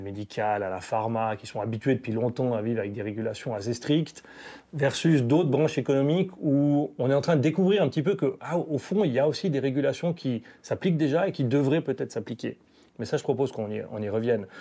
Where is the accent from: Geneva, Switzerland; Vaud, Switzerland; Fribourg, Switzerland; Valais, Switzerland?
Valais, Switzerland; now in German-speaking Switzerland, Switzerland; je suis un Valaisan établi en Suisse alémanique depuis de nombreuses années